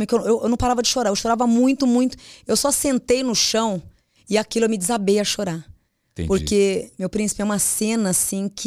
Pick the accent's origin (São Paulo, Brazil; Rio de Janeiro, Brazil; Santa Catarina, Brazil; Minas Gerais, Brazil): São Paulo, Brazil; Mogi das Cruzes; born there; Eu nasci em Mogi das Cruzes.